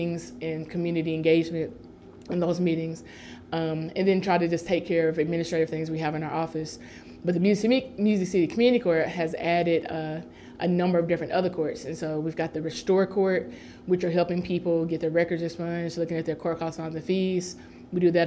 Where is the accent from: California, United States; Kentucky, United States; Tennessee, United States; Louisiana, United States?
Tennessee, United States; Nashville; I was raised in North Nashville